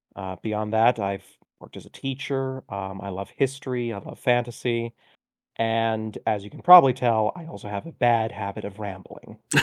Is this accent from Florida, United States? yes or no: yes; Orlando, Florida, United States; also born or lived in Miami; I was born in Miami, but we very quickly moved to Orlando, and from there, I practically grew up in Disney